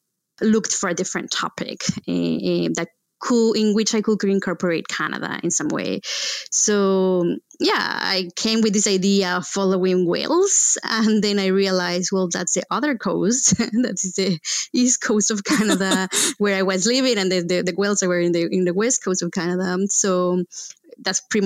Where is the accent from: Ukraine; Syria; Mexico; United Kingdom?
Mexico; central Mexico; moved away as an adult; also born or lived in Texas; I was born in Mexico, in central Mexico, and educated among a farm and the city